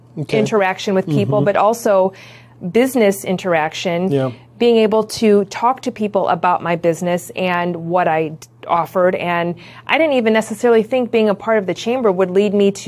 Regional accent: Griffith, Indiana, United States; also born or lived in Chicago, Illinois; I'm from the area. I grew up in Griffith

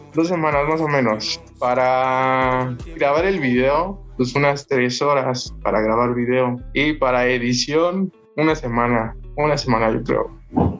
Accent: Tlalnepantla, State of Mexico, Mexico; Yo soy del estado, aquí en Tlanepantla

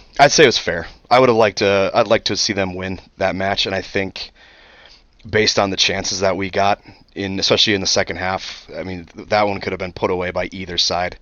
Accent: Colorado, United States; I'm from Colorado

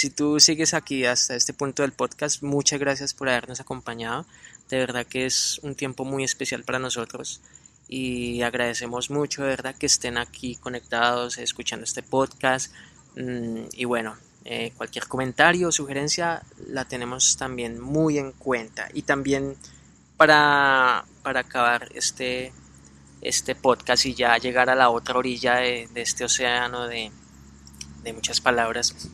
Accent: Colombia; moved away; Sí, yo no acostumbro, por ejemplo, mucho a abrazarme con mi papá, pero cuando nos vinimos allá de Colombia para acá, eh, uy, ese abrazo duró harto

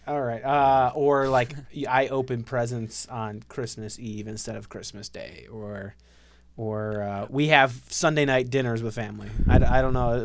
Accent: Ohio, United States; I grew up in Ohio

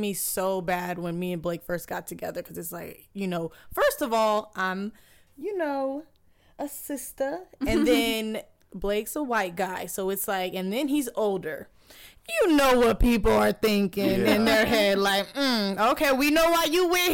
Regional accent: Dominican Republic; I'm from the islands, I'm from Dominican Republic

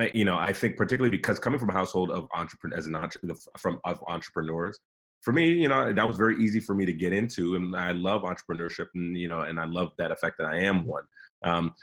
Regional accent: New York City, New York, United States; I come from, you know, Nigerian immigrants, came in the late 70s. I was born in Brooklyn, New York, and raised

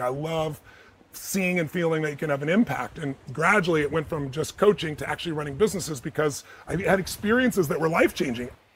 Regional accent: United States; I'm an American

